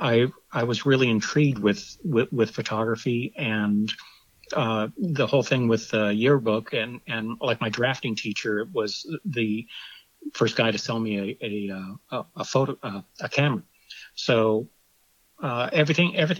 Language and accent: English; Orange County, Southern California, United States; also born or lived in Ohio; I grew up in Southern California. I was originally from Ohio, but I've been in California since 62. So I always consider myself a Californian, and growing up in Orange County in Southern California